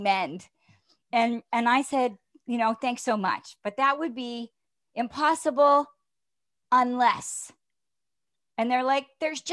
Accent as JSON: {"language": "English", "town": "Toronto", "region": "Ontario", "country": "Canada", "moved": "as an adult", "said": "from Toronto"}